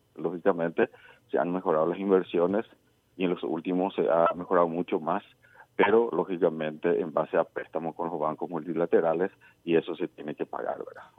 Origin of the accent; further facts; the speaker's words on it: Paraguay; nosotros eh, nos merecemos como paraguayos